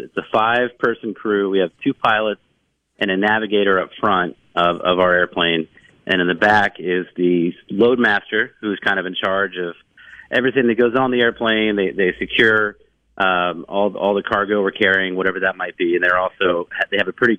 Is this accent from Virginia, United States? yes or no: yes; Virginia, United States; I used to drive my mom crazy when I was a kid growing up in Virginia.